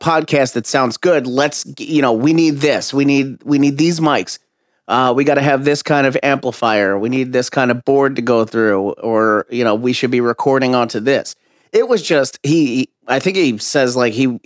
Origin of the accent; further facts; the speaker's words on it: New York, United States; also born or lived in Boston; now in Burbank, United States; grew up in New York, lived in Boston for a little bit